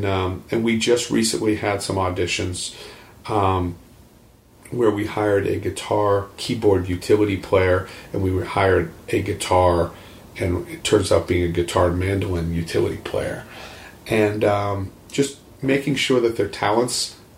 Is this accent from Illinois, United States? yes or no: no; Picher, Oklahoma, United States; I was originally from Pitcher, Oklahoma